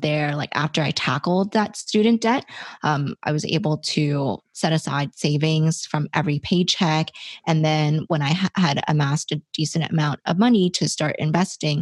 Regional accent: Toronto, Ontario, Canada; I am from Toronto, Canada

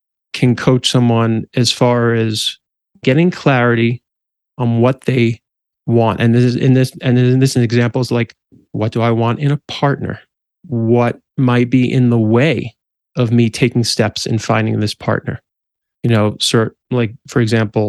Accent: New Jersey, United States; also born or lived in Manhattan, New York / Brooklyn, New York; now in Colorado, United States; I'm from the East Coast, specifically New Jersey and then Manhattan and Brooklyn.

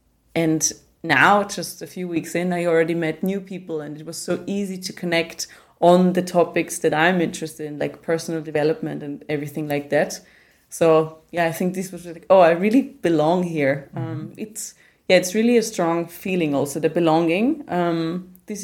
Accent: Austria

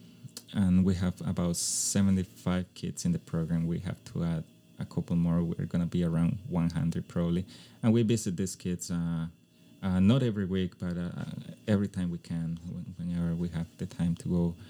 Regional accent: Costa Rica; English is a second language; Even though it was my hometown, we had a place where to live because my mom's house, she passed it on to us

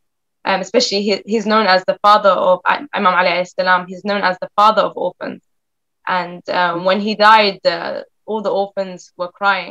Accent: London, United Kingdom; I was raised in London, and I grew up Muslim, and I'm Muslim, but I was around many Christian people.

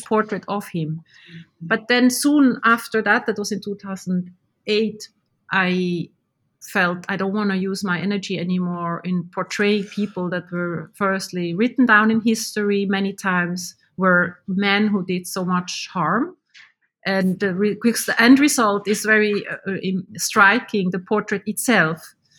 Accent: Switzerland; now in Finland; I was born in Switzerland

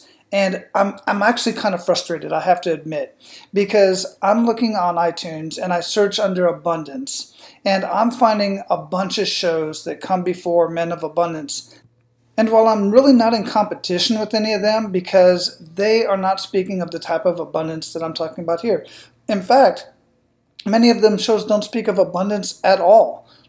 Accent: United States; born there; I was lucky that I was born in the United States or as a United States citizen or in the part of the world where I can speak and think freely.

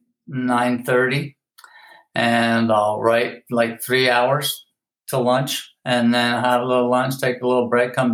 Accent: Philadelphia, Pennsylvania, United States; also born or lived in Princeton area; now in Los Angeles, United States; I grew up in Philadelphia

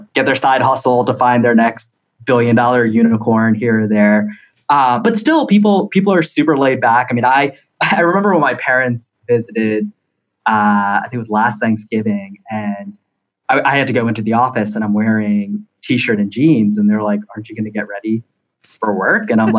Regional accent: California, United States; when I introduce myself, I tell people I'm from California, and you know, I definitely feel like I'm more of a West Coaster than an East Coaster here.

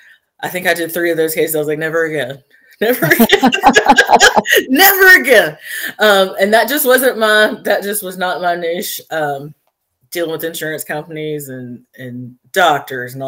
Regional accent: Floyd County, Georgia, United States; being here in my hometown on the bench

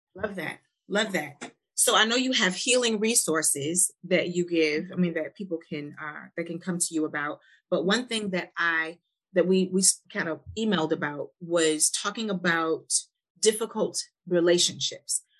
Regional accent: Milwaukee, Wisconsin, United States; now in Nashville, United States; I'm from Milwaukee, and I came to Nashville

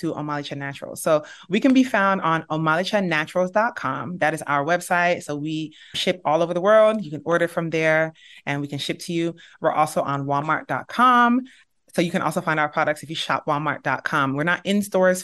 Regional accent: Nigeria; We're from Nigeria and we're from the Igbo tribe

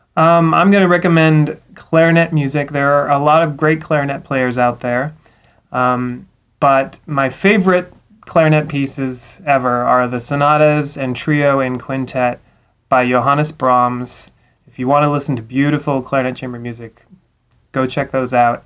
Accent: Eugene, Oregon, United States; I was born in Eugene, so I'm a duck at heart

